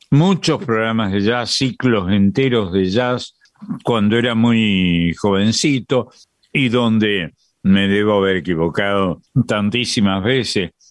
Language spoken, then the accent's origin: Spanish; Córdoba, Argentina; Y yo que soy cordobés, tengo una vieja rivalidad con los rosarinos